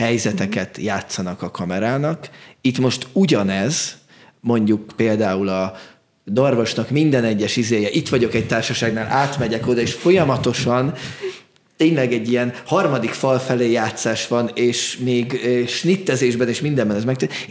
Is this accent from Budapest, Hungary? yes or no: yes; Budapest, Hungary; ahonnan én jövök, tizenhetedik kerületben van a Gózony Gyula Kamara Színház